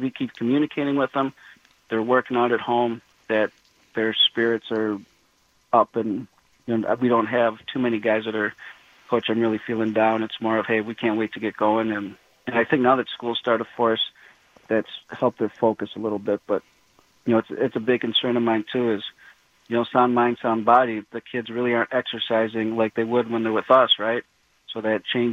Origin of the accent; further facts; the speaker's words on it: Menomonee Falls, Wisconsin, United States; when I grew up in Menomonee Falls